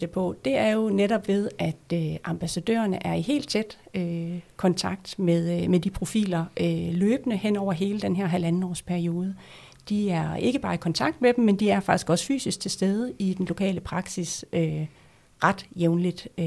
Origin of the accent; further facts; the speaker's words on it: North Denmark Region, Denmark; i Nordjylland, hvor, hvor jeg kommer fra, der vil være øh, to profiler